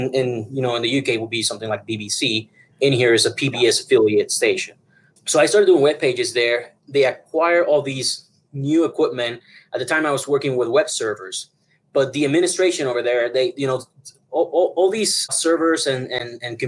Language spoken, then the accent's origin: English; Puerto Rico; now in Denver, United States; originally I'm from Puerto Rico